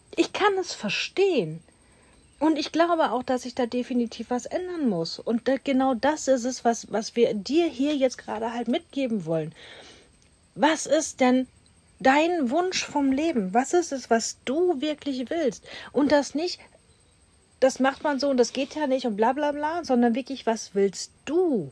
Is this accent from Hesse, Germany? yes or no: no; Duisburg, North Rhine-Westphalia, Germany; bin Ghetto-Kind, ich komme aus Duisburg.